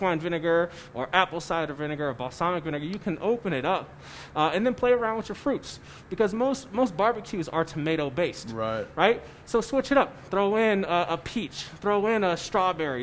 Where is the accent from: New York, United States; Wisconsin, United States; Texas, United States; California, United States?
California, United States; San Francisco; now in Colorado Springs, United States; I grew up in San Francisco